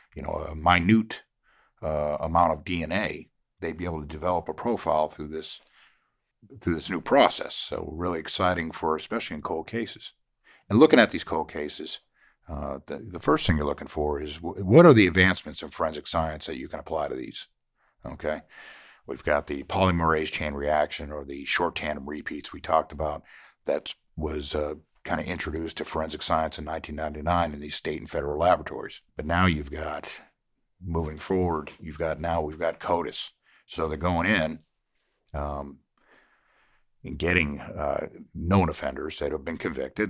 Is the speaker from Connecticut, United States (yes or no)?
yes; Connecticut, United States; moved away as an adult; also born or lived in Savannah, Georgia; now in Beaufort County, South Carolina, United States; I'm originally from Connecticut.